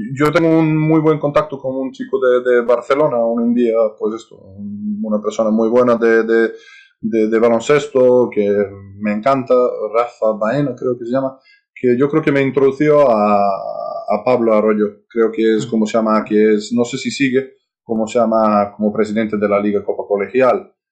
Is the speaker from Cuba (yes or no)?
no; Serbia; Spanish is a second language; moved away as an adult; also born or lived in United States; now in Spain; gente de mi país